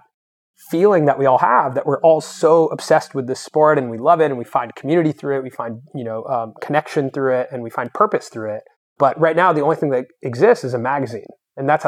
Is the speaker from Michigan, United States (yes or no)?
no; Los Angeles, California, United States; also born or lived in Santa Cruz; I grew up here in Venice Beach